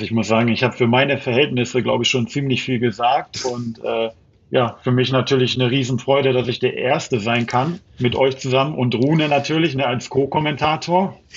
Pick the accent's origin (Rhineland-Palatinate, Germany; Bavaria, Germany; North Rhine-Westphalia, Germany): North Rhine-Westphalia, Germany; Duisburg; obwohl ich bin ja in Duisburg aufgewachsen und äh, das war ja typische Berg, Bergarbeitersiedlung auch, wo ich aufgewachsen bin.